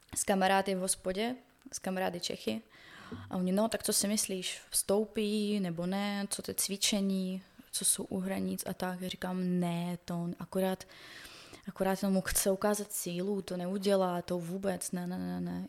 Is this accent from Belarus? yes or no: no; Donetsk, Donetsk Oblast, Ukraine; Czech is a second language; now in Czech Republic; jsem z Doněcku